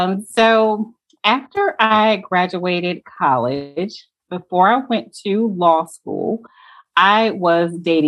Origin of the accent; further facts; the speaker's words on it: Connecticut, United States; now in Atlanta, United States; I currently live in Atlanta, but I'm originally from Connecticut